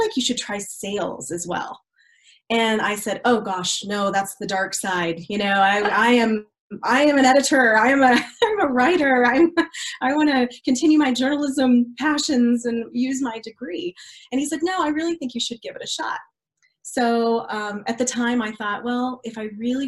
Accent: Colorado, United States; also born or lived in Kentucky / Dallas, Texas; When I was 12, I was here in Colorado, so I'm a semi-native. I actually am originally from Kentucky. My entire family was all born and bred in Kentucky, and a lot of them still live there to this day. We moved out here when I was probably 10

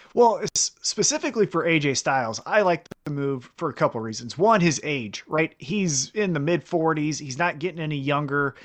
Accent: Kansas City, United States; I'm from Kansas City

